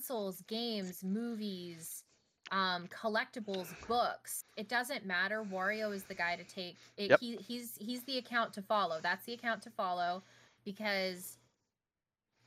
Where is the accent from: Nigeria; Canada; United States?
Canada; moved away; as a Canadian